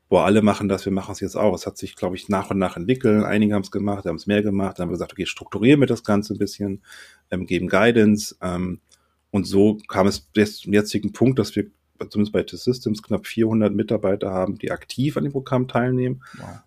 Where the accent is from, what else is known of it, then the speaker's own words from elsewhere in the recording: Sylt, Schleswig-Holstein, Germany; Wobei ich bin eigentlich Norddeutscher, eigentlich sage ich Moin.